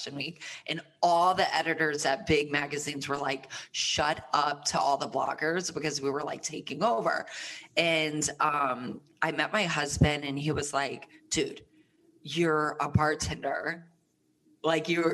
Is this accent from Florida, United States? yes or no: yes; Plant City, Florida, United States; moved away; also born or lived in Tampa, Florida; I am from Tampa, Florida. Tampa, Florida, Sunshine State, full of humidity. So, you know, that skin was snatched. A little moist all the time. And I grew up, I went to middle school and high school in a small town outside of Tampa, Plant City, Florida